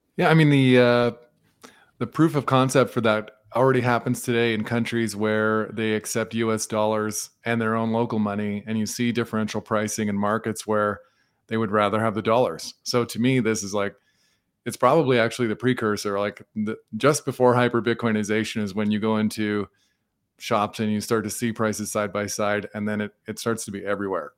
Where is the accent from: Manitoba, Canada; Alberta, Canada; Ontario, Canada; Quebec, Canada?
Alberta, Canada; Edmonton; now in Kelowna, Canada; I'm from Edmonton and I relocated to Kelowna